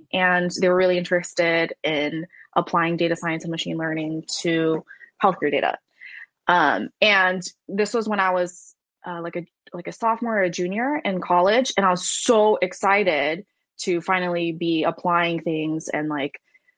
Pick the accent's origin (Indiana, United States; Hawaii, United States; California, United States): California, United States; Silicon Valley; I grew up in Silicon Valley